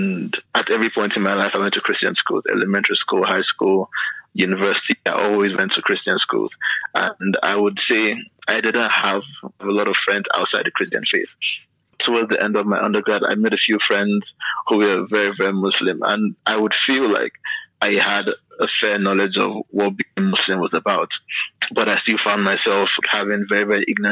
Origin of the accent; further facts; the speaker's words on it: Lagos, Nigeria; also born or lived in Enugu; growing up in Lagos, like as a child